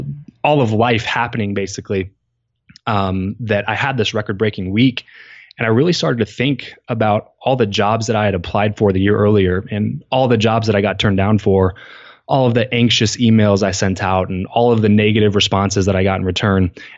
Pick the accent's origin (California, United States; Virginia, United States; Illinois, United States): California, United States; we just kind of decided to move back to where we grew up in Southern California.